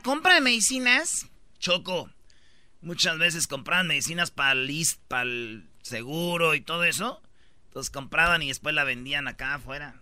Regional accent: Jiquilpan, Michoacán, Mexico; moved away; also born or lived in La Jara; yo nací en Jiquilpa, viví mucho tiempo en Jiquilpa, pero también viví en La Jara y orgullosamente de mi ranchito

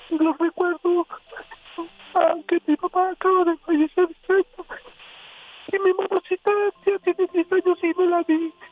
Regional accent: Mexico City, Mexico; moved away; Soy de la Ciudad de México.

